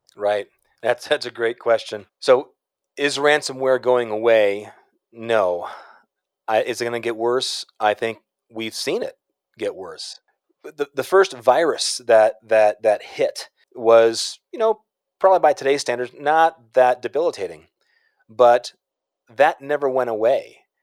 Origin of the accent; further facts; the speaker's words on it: Chicago, Illinois, United States; I'm from Chicago